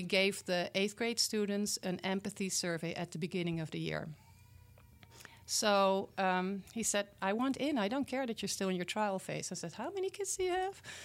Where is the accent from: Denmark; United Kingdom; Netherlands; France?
Netherlands; English is a second language; moved away as an adult; now in Milwaukee, United States; I was born and raised in the Netherlands, in Europe